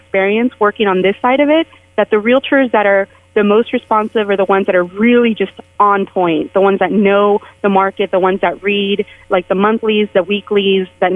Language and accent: English; San Jose, California, United States; born or raised there; moved away as an adult; also born or lived in San Francisco; now in Las Vegas, United States